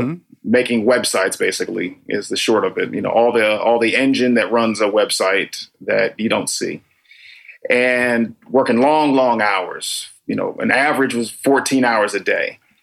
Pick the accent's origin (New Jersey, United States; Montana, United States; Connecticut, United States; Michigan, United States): Connecticut, United States; Danbury; also born or lived in Tokyo / Washington, D.C. / New York; now in Los Angeles, United States; originally I'm from Danbury, Connecticut